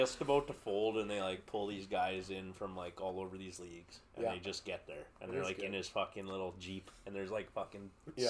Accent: New York, United States; Who? From New York. I'm from New York.

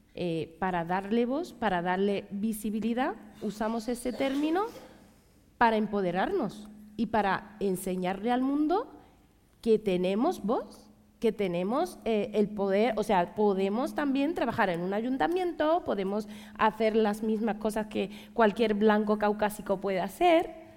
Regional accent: Ceuta, Spain; pues de Ceuta, de Ceuta

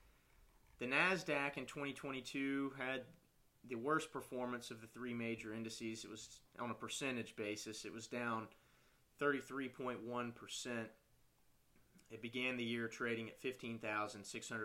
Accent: North Carolina, United States; my home state of North Carolina

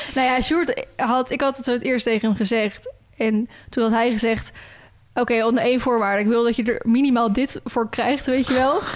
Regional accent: Netherlands

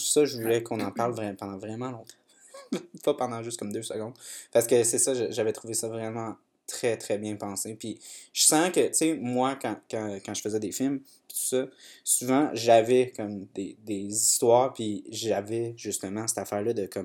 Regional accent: Saint-Hubert, Wallonia, Belgium; Moi, je viens de Saint-Hubert.

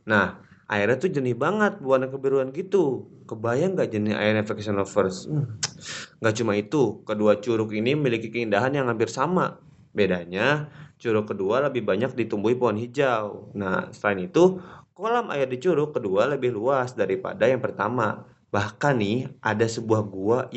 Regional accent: Bogor, West Java, Indonesia; gue gue juga kan orang Bogor tapi nggak semua orang Bogor tahu ini sih kayaknya

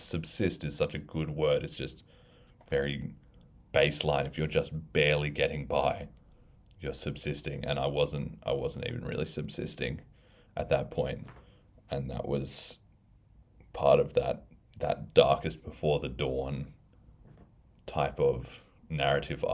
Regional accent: Australia; moved away; also born or lived in United States; when I was young, probably after I came back from America, back to Australia

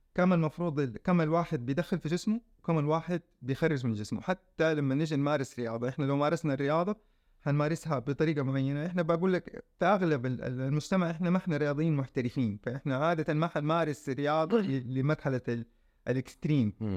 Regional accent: Saudi Arabia; عندنا في السعوديه

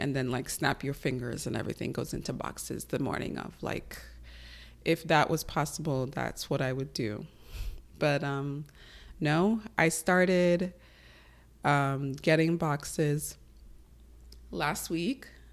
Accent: New York, United States; moved away as an adult; also born or lived in Connecticut; I grew up in New York

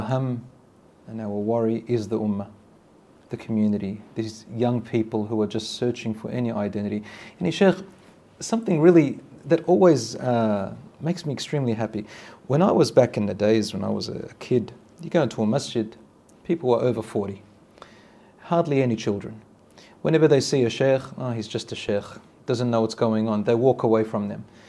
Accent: Australia; I was raised in Australia, in the West.

